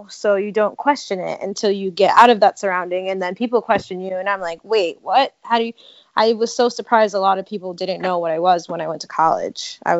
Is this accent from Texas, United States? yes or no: no; Connecticut, United States; I grew up in Connecticut, and I did have a small Cape Verdean community in that area